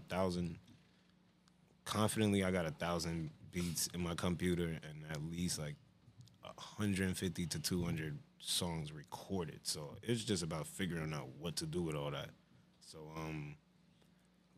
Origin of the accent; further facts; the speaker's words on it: Union, New Jersey, United States; I was born in Jersey City, but I'm raised in Union, so I claim Union for real